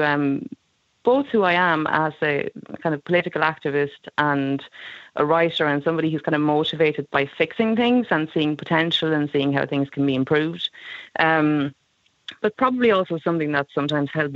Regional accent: Sweden; English is a second language; moved away as an adult; also born or lived in London; now in Ireland; I grew up in Sweden and ended up moving here when I was 19. So I've lived in Ireland for a long time, but I was in London for almost a decade in between.

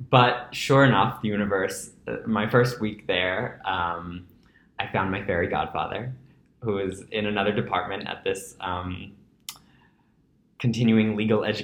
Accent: New York City, New York, United States; I grew up in Breezy Point. Okay. Which is the tip of Rockaway Beach

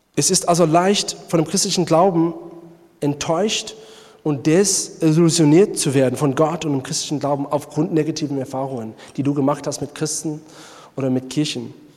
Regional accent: South Africa; German is a second language; moved away; Ich komme selber aus Südafrika

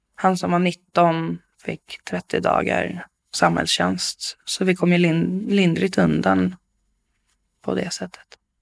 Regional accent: Bålsta, Uppsala County, Sweden; also born or lived in Stockholm; Jag är född i Stockholm, men jag är uppvuxen i Bålsta, eh, i ett familjehem.

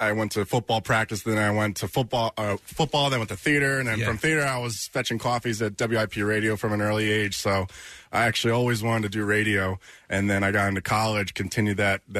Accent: Havertown, Pennsylvania, United States; born and raised in Havertown.

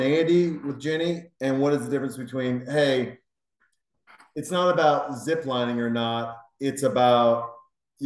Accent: Montana, United States; when I was a kid, I grew up in Montana

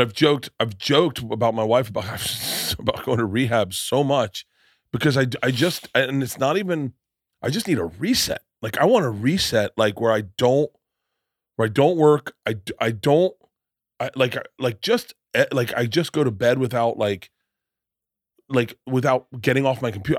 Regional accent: Florida, United States; I come from Florida and I'm fifty

